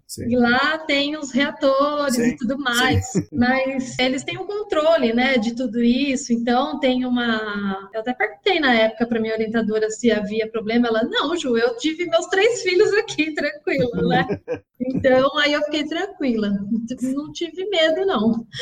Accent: Osasco, São Paulo, Brazil; Eu nasci em Osasco e por aqui fiquei até, até os dias de hoje. Nunca saí daqui.

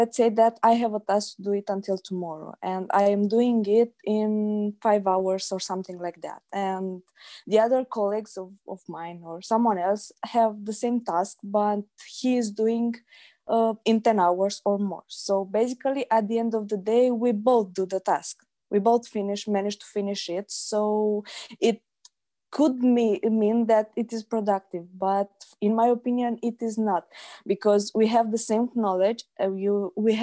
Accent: Iași, Iași County, Romania; I am from Romania, Iași

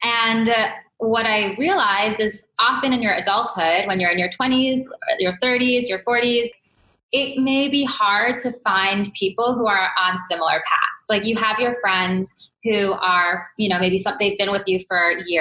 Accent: New York, United States; I was brought up in New York, more or less, like right outside New York, but New York has always felt like home to me

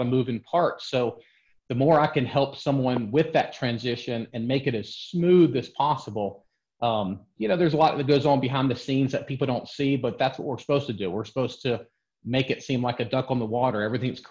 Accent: Atlanta, Georgia, United States; I'm from the Metro Atlanta area. I've been here pretty much all my life. So Atlanta's been a great market for me. I was raised here

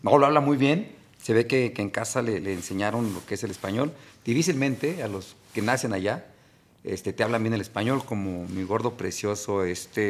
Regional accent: Mexico City, Mexico; now in Guadalajara, Mexico; todos los que somos de allá, de la Ciudad de México

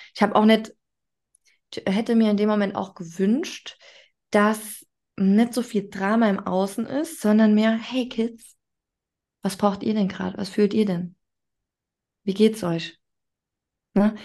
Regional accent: Saarland, Germany; Ich bin in Deutschland aufgewachsen

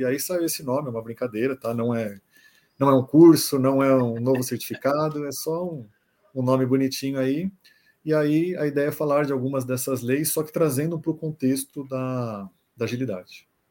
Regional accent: São Paulo, Brazil; Nascido e criado aqui em São Paulo, 38 anos

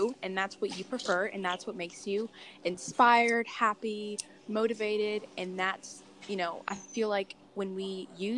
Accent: Georgia, United States; also born or lived in Akron, Ohio; I grew up in Georgia, but I'm from Akron, Ohio.

